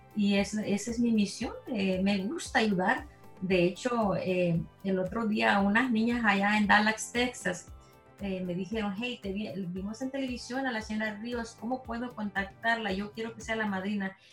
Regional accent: El Salvador; now in Houston, United States; yo soy salvadoreña.

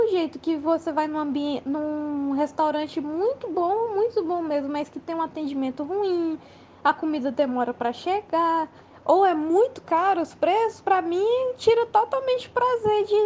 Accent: Fortaleza, Ceará, Brazil; a gente é de Fortaleza

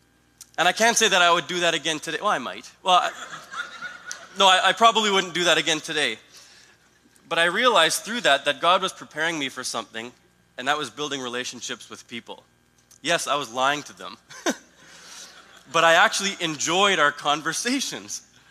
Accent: Italy; People would ask where I'm from. Oh, I'm from Italy and blah, blah, blah.

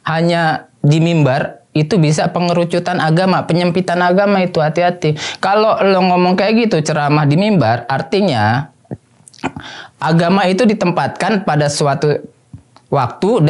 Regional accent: Depok, West Java, Indonesia; Karena gue orang Jawa Barat, orang Depok ya kan, Aljabar gitu.

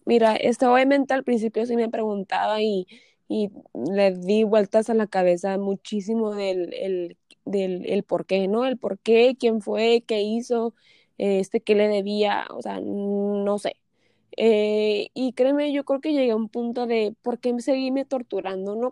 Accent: Tijuana, Baja California, Mexico; also born or lived in San Diego; Yo soy nacida aquí en Tijuana, crecí aquí en Tijuana y pues en Tijuana y San Diego

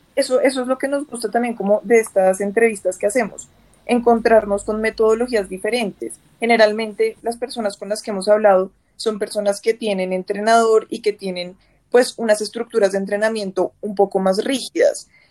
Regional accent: Bogotá, Colombia; nosotros los, bogotanos y los colombianos en general

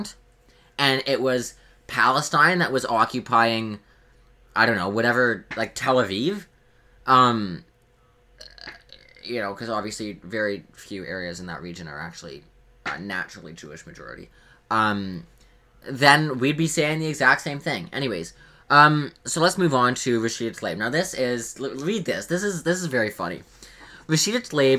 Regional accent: Canada; I'm Canadian

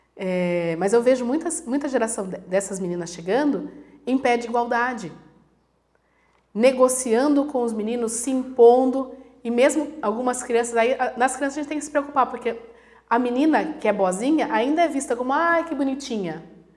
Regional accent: Brazil; Eu nasci no Brasil, então eu sou brasileira, mas eu nasci de, de filha de italianos, então eu sou italiana

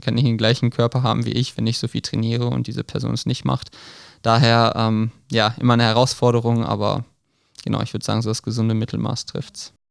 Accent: Krefeld, North Rhine-Westphalia, Germany; ich komme aus Krefeld ursprünglich

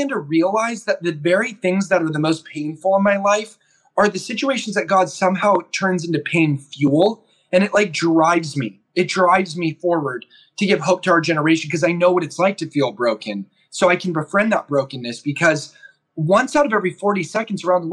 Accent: Orange County, California, United States; moved away as an adult; now in Oregon, United States; I'm doing this from Orange County, about 5 minutes from where I went to high school. I live in Oregon now

